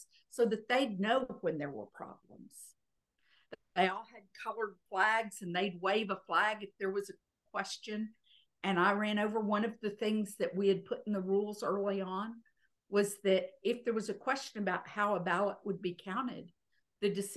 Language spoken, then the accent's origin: English; Texas, United States; I was not a Virginian. I was a Texan. And I came in there and said, I'm a Texan